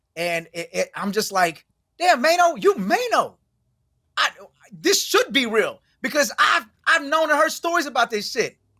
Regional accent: Houston, Texas, United States; moved away; I'm from Houston originally

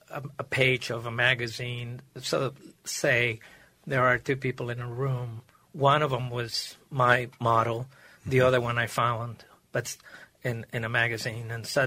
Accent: Maracaibo, Zulia, Venezuela; moved away; I was born and raised in Maracaibo, Lake Maracaibo in Venezuela.

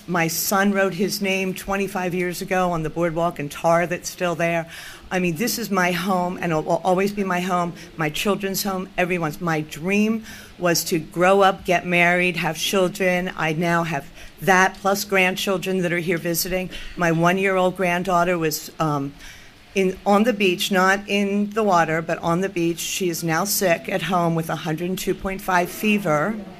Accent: Margate City, New Jersey, United States; I grew up in New Jersey, I think, or in Margate

